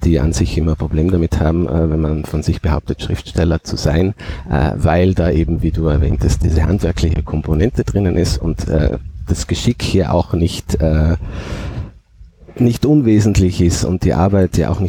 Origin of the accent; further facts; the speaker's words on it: Nassereith, Tyrol, Austria; accent: Tyrolean Oberland dialect; ich komme aus Nassereien am Fuße des Fernwassers, das ist im Tiroler Oberland, da spricht man einen sehr harten, schroffen Dialekt, so schroff wie die Berge, die rundherum sind.